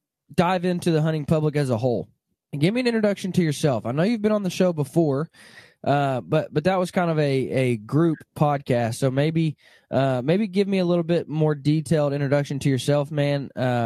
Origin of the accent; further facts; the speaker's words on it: Arkansas, United States; I remember, you know, I grew up in Arkansas, not far from you probably, and we would pull the duck boat to school with us.